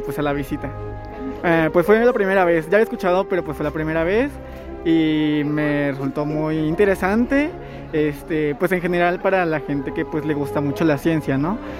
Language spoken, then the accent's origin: Spanish; Tierra Blanca, Veracruz, Mexico; soy de Tierra Blanca